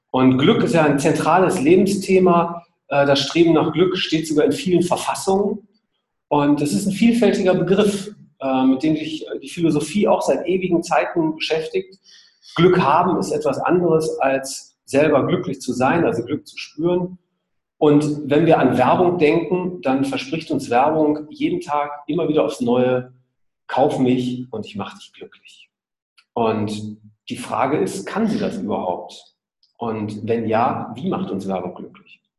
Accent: Essen, North Rhine-Westphalia, Germany; now in Hamburg, Germany; Genau, ich selbst bin Essener, ähm, Vater, Wahlhamburger und Minifahrer.

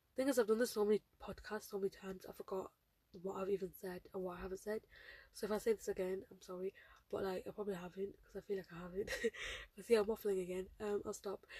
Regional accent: United Kingdom; I'm a British Bengali Muslim girl

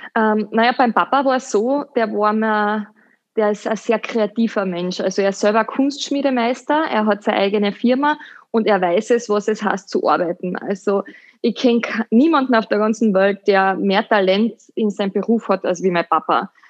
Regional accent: Hüttenberg, Carinthia, Austria; moved away as an adult; also born or lived in London / Dubai; Ich bin eine äh, Kärntnerin, eine waschechte, gebürtige Hüttenbergerin und ich bin in einem kleinen Dorf in St. Martin am Silberberg groß geworden

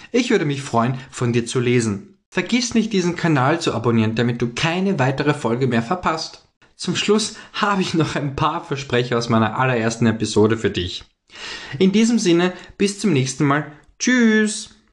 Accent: Vienna, Austria; komme aus der wunderschönen Stadt Wien in Österreich

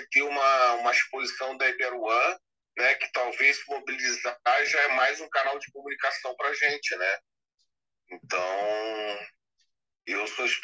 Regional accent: Rio de Janeiro, Brazil; now in Santa Catarina, Brazil; eu sou carioca, mas eu moro em Santa Catarina

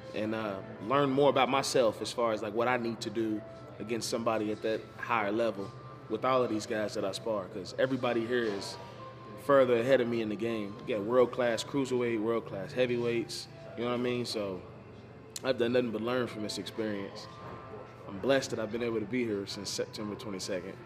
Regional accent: Louisville, Kentucky, United States; I'm from Louisville, Kentucky

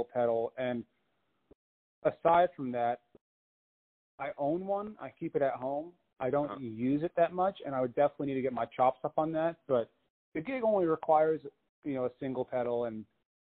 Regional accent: Long Island, New York, United States; moved away as an adult; also born or lived in Philadelphia; now in Nashville, United States; born and raised in New York

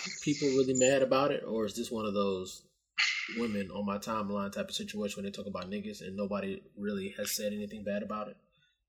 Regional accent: DC metropolitan area, District of Columbia, United States

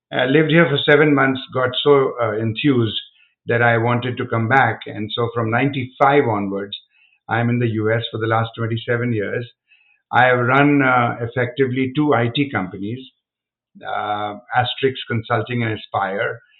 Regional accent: India; now in United States; I'm from India

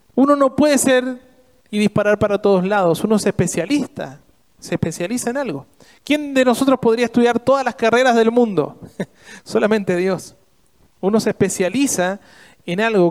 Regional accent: Argentina

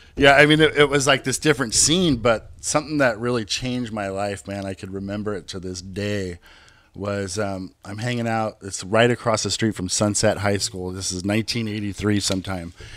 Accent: Hayward, California, United States; moved away as an adult; also born or lived in Brentwood, California / Oakley, California; now in Brentwood/Oakley, California, United States; I grew up in South Hayward

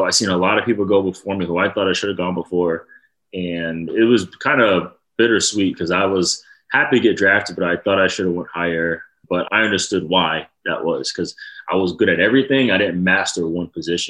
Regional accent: Rhode Island, United States; I'm from Rhode Island

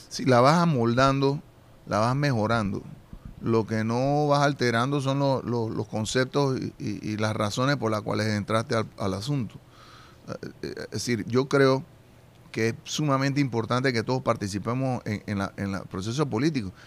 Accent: Panama

